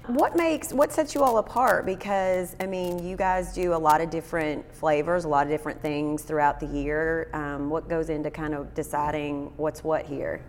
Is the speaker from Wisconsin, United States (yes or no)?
no; Cynthiana, Kentucky, United States; my hometown of Cynthiana